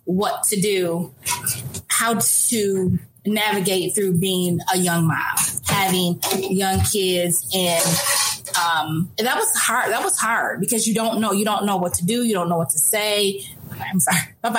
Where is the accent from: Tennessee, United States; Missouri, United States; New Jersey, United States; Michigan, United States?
Michigan, United States; Kalamazoo; Born and raised in Kalamazoo. Went to Kalamazoo Central, was a Giant. And I'm just still here, never left.